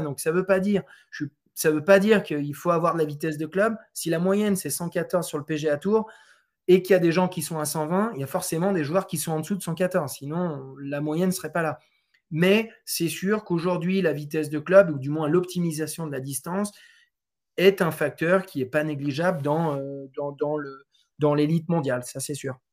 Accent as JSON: {"language": "French", "country": "France", "said": "je suis français, euh, je suis aussi d'origine portugaise"}